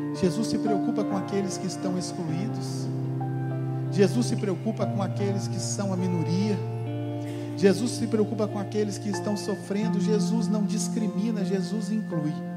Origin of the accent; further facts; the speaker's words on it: Manhuaçu, Minas Gerais, Brazil; Eu sou de Manhuaçu, né? Que é uma cidade do interior.